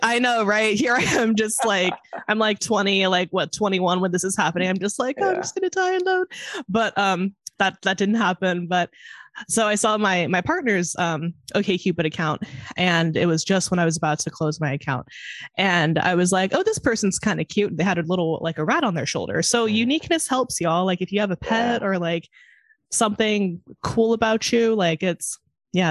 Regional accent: California, United States; now in Chicago, United States; I grew up in California, but now I live in Chicago

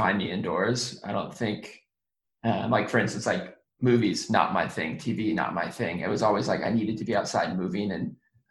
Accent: Sonoma County, Northern California, United States; now in Los Angeles, United States; I live in Los Angeles now, but I was born and raised in Sonoma County, which is an hour north of San Francisco, in Northern California

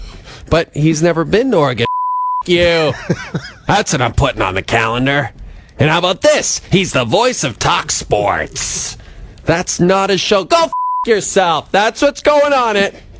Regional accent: Athabasca, Alberta, Canada; moved away; my hometown of Athabasca

